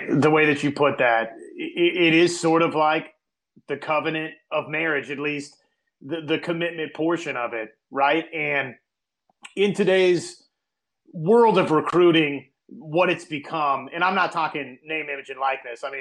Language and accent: English; Wichita, Kansas, United States; my hometown of Wichita, Kansas